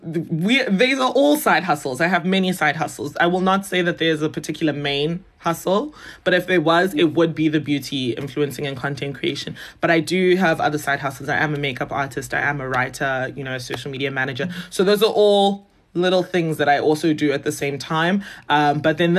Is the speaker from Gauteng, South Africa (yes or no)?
yes; Johannesburg, Gauteng, South Africa; moved away as an adult; also born or lived in Zimbabwe / Nigeria (descent); now in Cape Town, South Africa; I grew up in Johannesburg, did all my schooling there